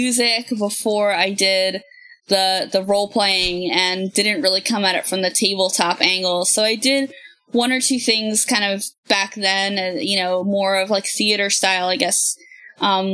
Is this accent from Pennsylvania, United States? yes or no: yes; Philadelphia, Pennsylvania, United States; now in Virginia, United States; I'm from the Philadelphia area. And now that I live down here in Virginia